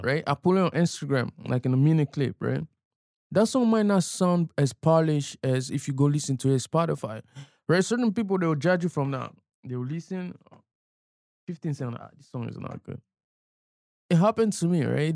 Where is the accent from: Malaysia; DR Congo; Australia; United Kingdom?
DR Congo; now in Toronto, Canada; growing up in Africa